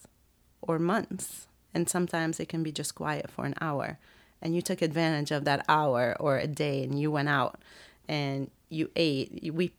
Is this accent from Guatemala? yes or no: no; Lebanon; moved away; I'm American, though I really totally consider myself Lebanese